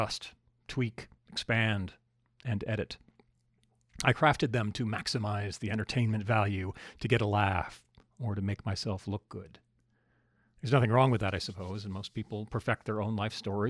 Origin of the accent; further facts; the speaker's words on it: Alaska, United States; I grew up in Alaska